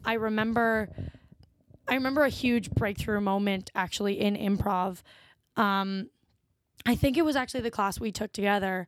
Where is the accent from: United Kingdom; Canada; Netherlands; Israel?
Canada; Ottawa, Ontario; moved away as an adult; now in Toronto, Canada; I'm from Ottawa originally